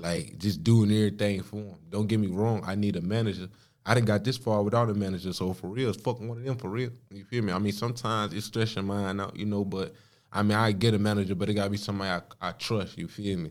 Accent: Danville, Virginia, United States; now in Charlotte, United States; I'm from Danville, B A. Like, I mean, I live up here in Charlotte

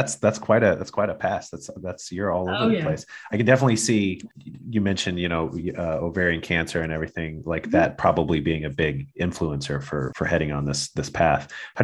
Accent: Midwest, United States; moved away; I'm from the Midwest in the States

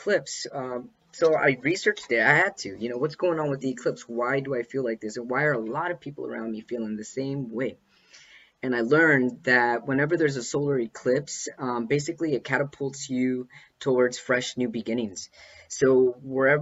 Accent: Los Angeles, California, United States; Los Angeles. Yeah, my hometown.

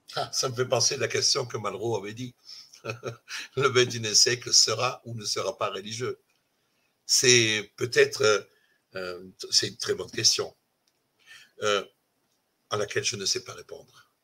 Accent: Italy; French is a second language; now in France; je suis italien

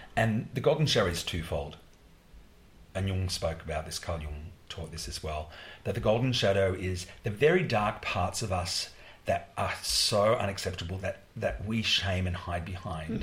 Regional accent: Australia; I'm a choreographer from Australia

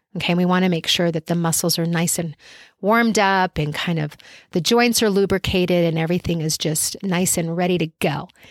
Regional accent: Albuquerque, New Mexico, United States; I live in Albuquerque, New Mexico

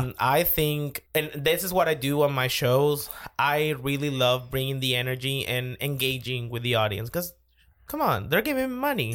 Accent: Caracas, Capital District, Venezuela; moved away as an adult; also born or lived in Nashville, Tennessee; I was born in Caracas, born and raised

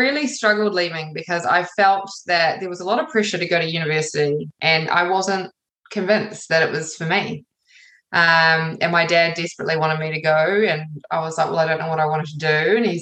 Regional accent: New Zealand; also born or lived in England / London; I was born in England, moved here when I was just before I was one. So I've lived most of my life in New Zealand.

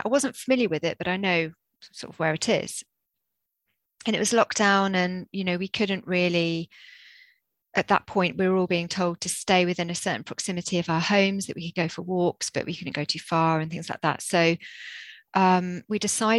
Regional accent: Jersey; moved away as an adult; now in Bristol, United Kingdom; this was before we came to Bristol. I'm from Jersey. We were living in Jersey.

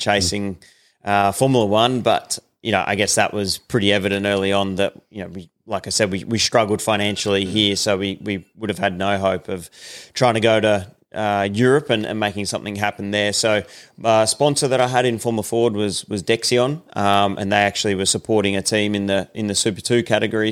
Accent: Sydney, New South Wales, Australia; I was born in Sydney

